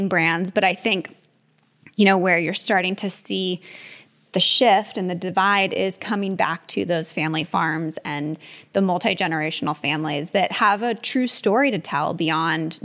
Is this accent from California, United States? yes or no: yes; Napa, California, United States; we grew up in Napa. Our family's been growing grapes